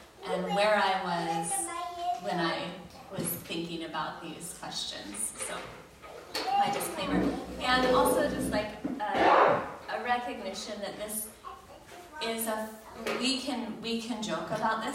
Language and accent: English; United States; I was raised in the United States